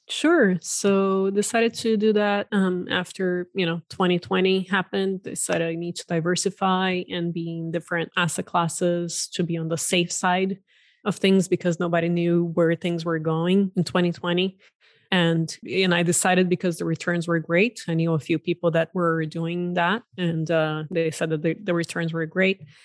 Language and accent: English; Brazil; also born or lived in Silicon Valley, United States; now in United States; I'm originally from Brazil and, uh, have been in the U S for just over twenty years